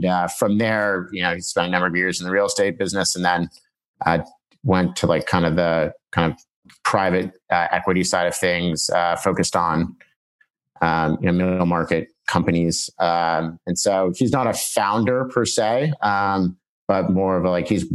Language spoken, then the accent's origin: English; Laguna Beach, California, United States; moved away as an adult; also born or lived in Boston / San Francisco; I grew up in Laguna Beach, California, an hour south